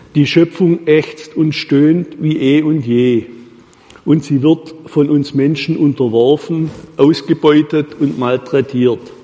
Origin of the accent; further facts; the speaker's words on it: Baden-Württemberg, Germany; bei uns in Württemberg